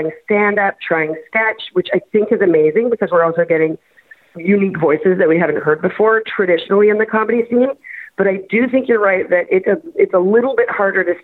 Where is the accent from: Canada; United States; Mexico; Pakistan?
Canada; I'm so Canadian